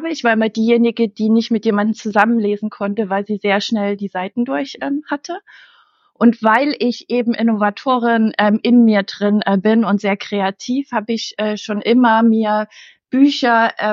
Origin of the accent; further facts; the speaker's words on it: Leipzig, Saxony, Germany; born there; Ich bin in Leipzig geboren und ich liebe Leipzig.